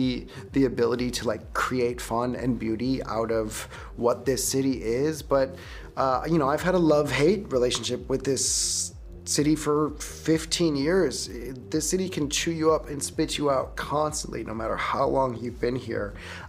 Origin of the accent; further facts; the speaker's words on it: Midwest, United States; moved away; that may just be my Midwest talking.